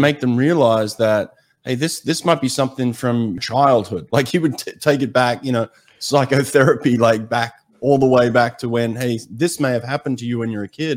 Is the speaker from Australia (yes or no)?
yes; Australia; moved away; growing up in Australia, I used to lifeguard on some of the most treacherous beaches in Sydney